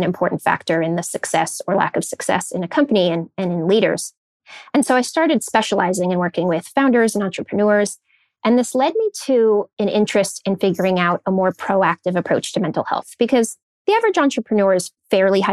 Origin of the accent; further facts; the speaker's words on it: Silicon Valley, California, United States; I grew up in Silicon Valley